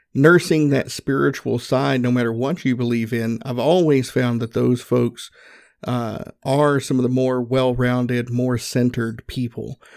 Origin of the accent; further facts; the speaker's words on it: the South, United States; accent: country; growing up in the South, I grew up Southern Baptist